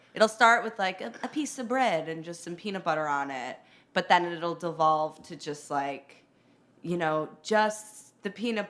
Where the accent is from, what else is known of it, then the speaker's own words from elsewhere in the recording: Chicago, Illinois, United States; accent: Midwestern; now in New York, United States; I'm actually from Chicago.